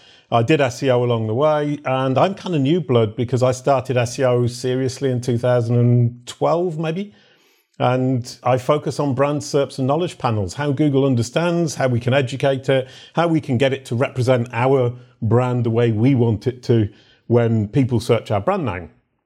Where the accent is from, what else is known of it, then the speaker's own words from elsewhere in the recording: England, United Kingdom; now in France; I'm actually English by birth and now French by adoption. I got my French nationality a couple of years after Brexit. So I'm now officially French and English